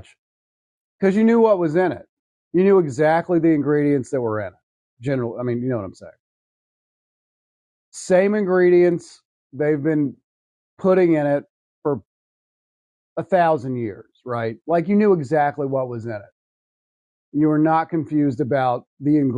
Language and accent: English; the South, United States; I'm a person from the South. I grew up here